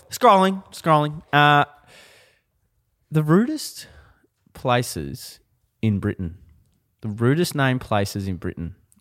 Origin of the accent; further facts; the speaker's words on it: Ballarat, Victoria, Australia; moved away; I'm a boy from Ballarat